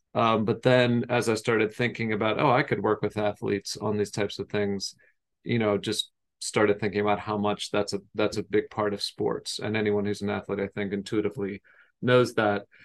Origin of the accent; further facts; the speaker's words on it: United States; I grew up outside of Baltimore, Washington, D C area